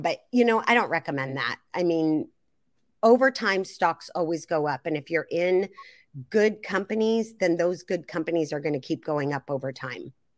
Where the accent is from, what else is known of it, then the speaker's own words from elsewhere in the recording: Seattle, Washington, United States; I'm from the Seattle area